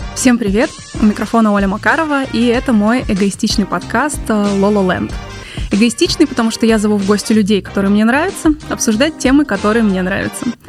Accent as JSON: {"language": "Russian", "region": "Siberia", "country": "Russia", "tie": "born or raised there", "moved": "yes", "said": "Я человек, который вырос в Сибири"}